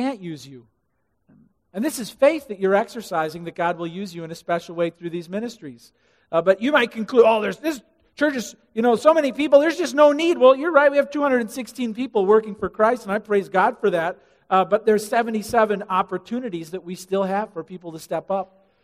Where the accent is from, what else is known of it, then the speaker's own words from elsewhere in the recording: Illinois, United States; I'm from Illinois